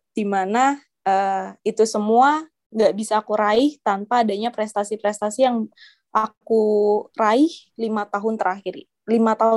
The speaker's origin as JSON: {"language": "Indonesian", "town": "Balikpapan", "region": "East Kalimantan", "country": "Indonesia", "said": "aku kan asalnya dari Balikpapan ada beasiswa daerah beasiswa Kaltim Cemerlang namanya"}